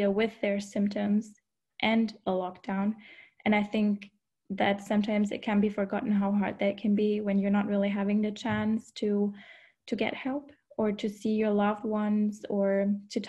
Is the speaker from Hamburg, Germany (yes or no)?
yes; Hamburg, Germany; moved away as an adult; now in Denmark; I'm from Hamburg, it's not so far for me to travel home.